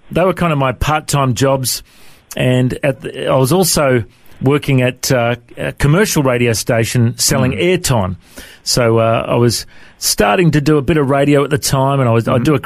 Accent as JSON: {"language": "English", "town": "Coffs Harbour", "region": "New South Wales", "country": "Australia", "tie": "born or raised there", "also_born_or_lived": "Tamworth, New South Wales", "said": "originally uh, in Tamworth in New South Wales is where I was mm-hmm. born. And then uh, mum and dad moved to Coffs Harbour when I was a young fella"}